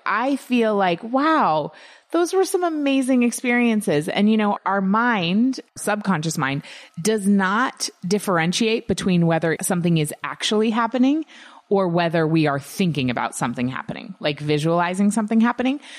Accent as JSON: {"language": "English", "country": "United States", "tie": "born or raised there", "said": "growing up in the United States"}